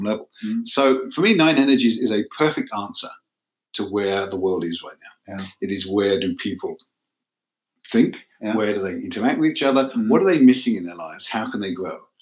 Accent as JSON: {"language": "English", "region": "England", "country": "United Kingdom", "also_born_or_lived": "Manchester", "moved": "as an adult", "lives_now": "United States", "said": "I'm from England"}